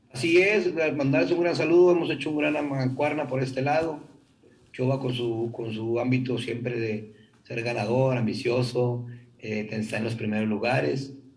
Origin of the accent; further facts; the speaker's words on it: Monterrey, Nuevo León, Mexico; nosotros como buenos regiomontanos